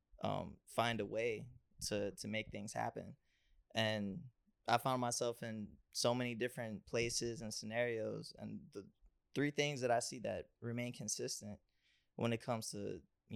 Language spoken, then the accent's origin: English; Cleveland, Ohio, United States; Growing up in Cleveland, you see a lot of violence and a lot of just negative things